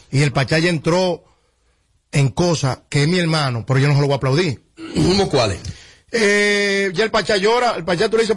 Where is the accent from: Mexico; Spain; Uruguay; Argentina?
Mexico; yo soy mexicano y, yo, no sé mucho de República Dominicana en política